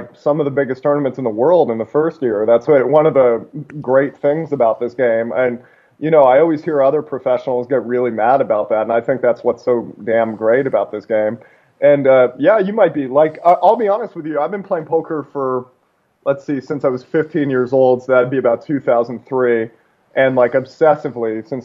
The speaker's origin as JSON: {"language": "English", "area": "outside of Seattle", "region": "Washington", "country": "United States", "tie": "born or raised there", "also_born_or_lived": "Alaska", "said": "I grew up mostly outside of Seattle"}